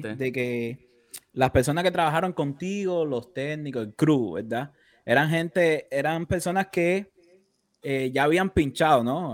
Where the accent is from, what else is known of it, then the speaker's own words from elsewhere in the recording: Cuba; como decimos en cubano